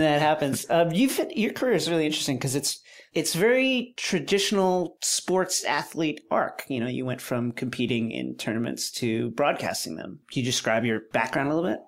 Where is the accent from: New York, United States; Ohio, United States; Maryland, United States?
New York, United States; Levittown; where I grew up in Levittown